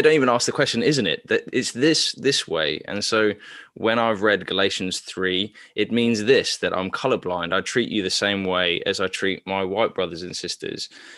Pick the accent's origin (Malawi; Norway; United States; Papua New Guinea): Papua New Guinea; So I grew up in Papua New Guinea, which is also colonized, which also had an heavy missionary colonization as well.